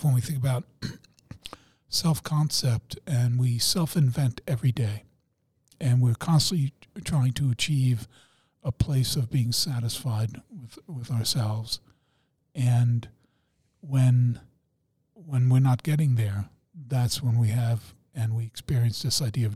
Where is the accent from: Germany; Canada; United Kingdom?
Germany; I'm German